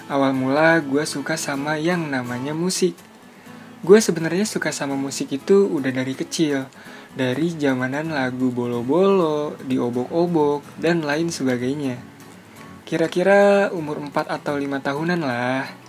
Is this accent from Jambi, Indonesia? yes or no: no; Bogor, West Java, Indonesia; Gue berasal dari kota Bogor